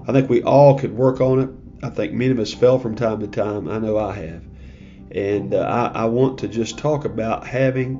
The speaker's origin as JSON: {"language": "English", "country": "United States", "said": "as an American"}